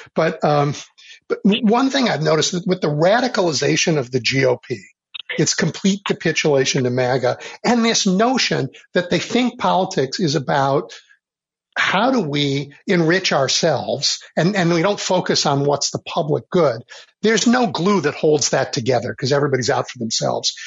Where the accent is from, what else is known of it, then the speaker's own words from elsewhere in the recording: Illinois, United States; I'm from Illinois